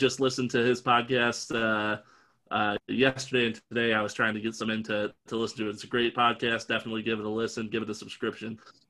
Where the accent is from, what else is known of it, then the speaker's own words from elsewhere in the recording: Fairport, New York, United States; I grew up in Pittsburgh, New York. Not in Pittsburgh, in Fairport, New York, which is near Pittsburgh.